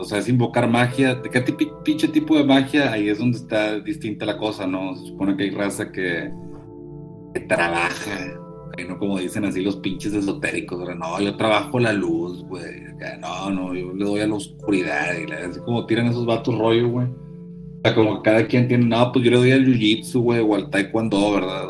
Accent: Linares, Nuevo León, Mexico; yo soy de Linares, güey, ¿verdad? O sea, bueno, crecí en Linares

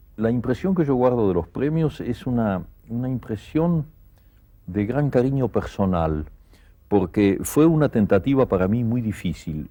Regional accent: Argentina; moved away as an adult; also born or lived in Barcelona, Spain; now in Paris, France; estoy muy contento de ser argentino

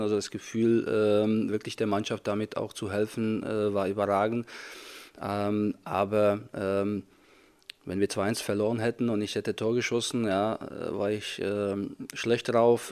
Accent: Czechia; German is a second language; moved away as an adult; also born or lived in Fürth, Germany; now in Germany; ungefähr 100 Kilometer entfernt ist von meinem Heimatort, wo ich groß geworden bin

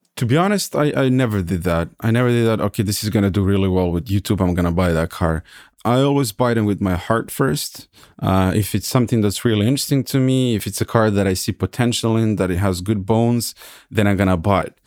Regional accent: Serbia; moved away as an adult; also born or lived in California, United States / Hesse, Germany; now in Germany; I was born and raised in Serbia. I graduated in IT in Belgrade

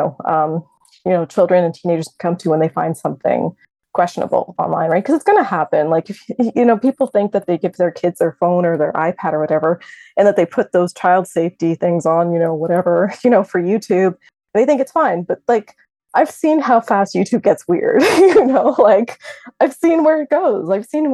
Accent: Canada; as a Canadian

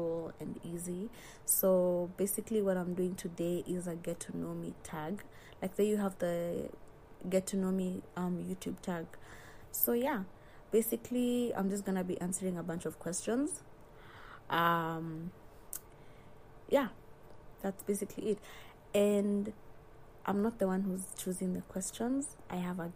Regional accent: Nairobi, Kenya; I'm proud to come from Nairobi

